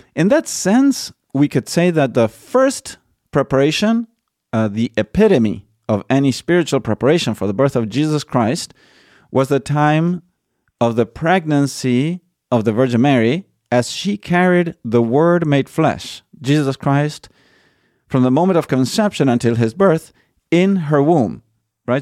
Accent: Argentina; moved away; they moved to Argentina and I was born in Argentina. I never visited the U S when I was little.

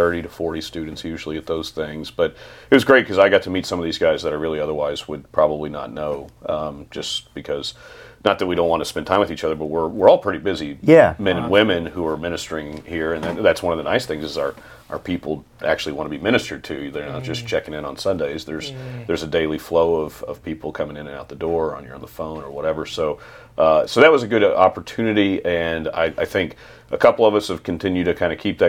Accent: Longview, Texas, United States; now in Texarkana, United States; I'm born and raised in Longview, which is about 80 miles south of here

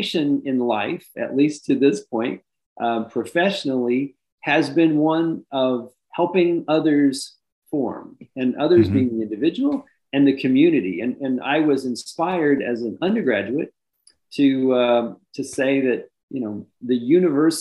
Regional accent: Indiana, United States; moved away; I'm from Indiana, as you might have guessed from some of the background educationally that you talked about. And I grew up an only child, which is sometimes a little unusual for a Catholic family, on a farm.

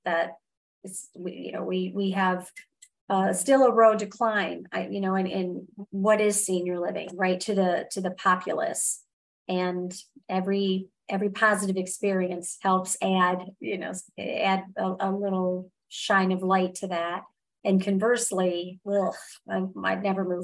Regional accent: Michigan, United States; I grew up in Michigan, and I grew up in the age where it's 60 degrees

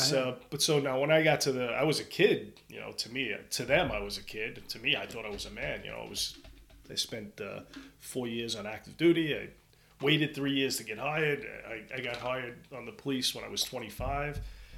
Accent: Brooklyn, New York, United States; You know, street fights growing up in Brooklyn were normal.

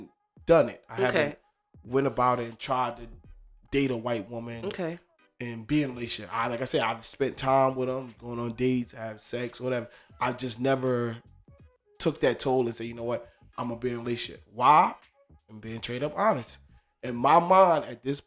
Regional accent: New Jersey, United States; I'm from Jersey

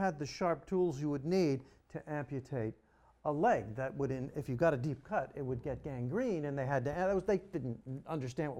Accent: United States

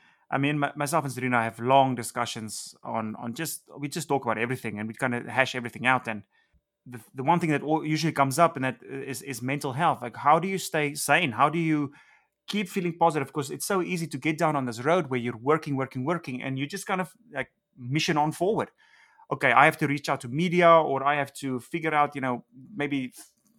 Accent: South Africa; moved away as an adult; now in Los Angeles, United States; growing up in South Africa.

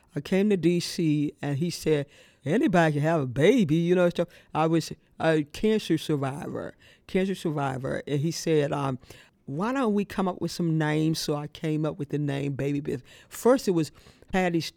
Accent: Pittsburgh, Pennsylvania, United States; also born or lived in Brooksville, Mississippi; now in Washington, D.C., United States; I went to Pittsburgh when I was 5 and a half years old and went to kindergarten and grew up in Pittsburgh

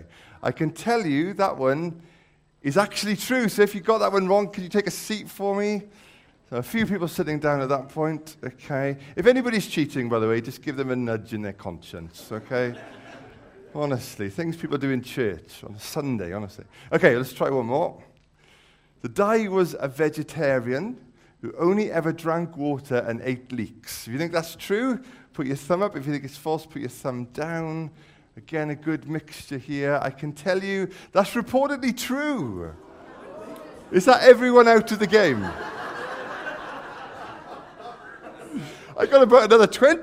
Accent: the Valleys, Wales, United Kingdom; I'm from the Valleys

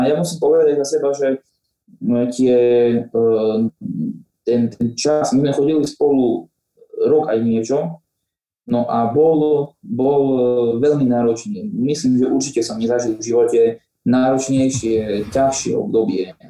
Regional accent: Spišská Nová Ves, Košice Region, Slovakia; first language Slovak; also born or lived in Prešov

